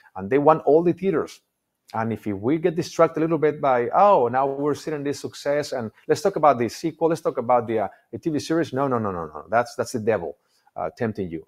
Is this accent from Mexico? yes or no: yes; Mexico; English is a second language; moved away as an adult; now in United States; We moved here maybe, I don't know, uh, in two thousand, almost twenty-three years ago. I didn't speak English.